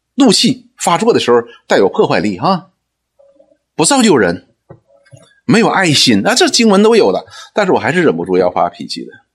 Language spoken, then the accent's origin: Chinese; China; 我们中国人讲说什么，逢庙就拜